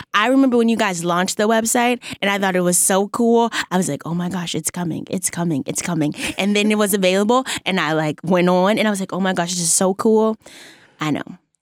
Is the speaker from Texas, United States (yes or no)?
yes; Texas, United States; I'm from Texas